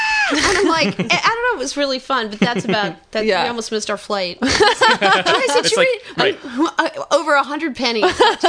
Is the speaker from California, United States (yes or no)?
yes; California, United States; I grew up in California.